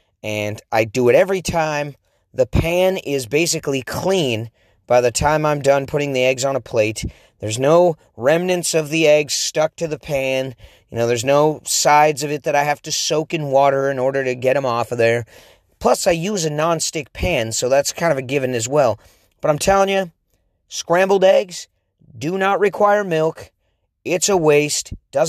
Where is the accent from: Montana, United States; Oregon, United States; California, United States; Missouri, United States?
Oregon, United States; accent: Oregon; I have an Oregon accent, and a lot of people say I sound like I'm from the East Coast.